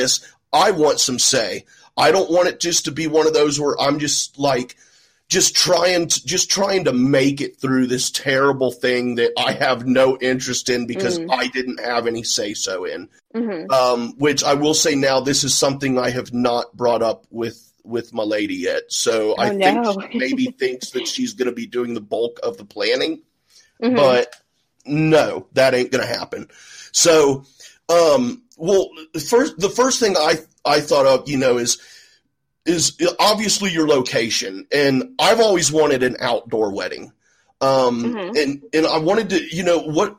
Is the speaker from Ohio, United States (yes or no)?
yes; Ohio, United States; I'm from Ohio, and I live literally in farm country.